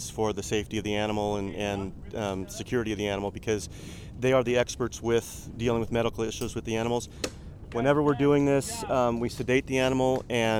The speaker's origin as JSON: {"language": "English", "town": "Los Angeles", "region": "California", "country": "United States", "tie": "born or raised there", "said": "Actually from Los Angeles. I'm one of those rare native Californians"}